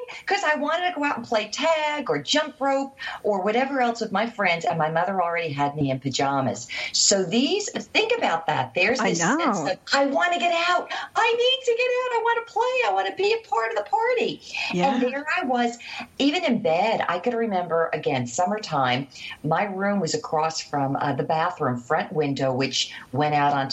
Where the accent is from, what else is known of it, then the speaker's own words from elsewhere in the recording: near Newark, New Jersey, United States; I grew up right outside of New York City on the Jersey side, close to Newark Airport.